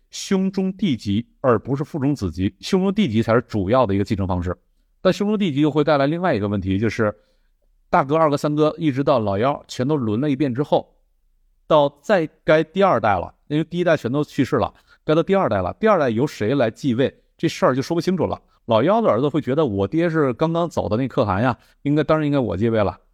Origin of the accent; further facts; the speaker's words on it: Northeast China, China; 我的老家这个，啊，东北